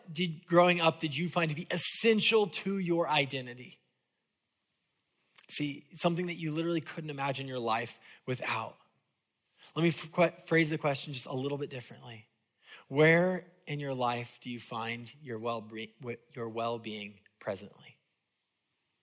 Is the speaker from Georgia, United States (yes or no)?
no; California, United States; moved away as an adult; my parents growing up in California would take us to Disneyland at least once a year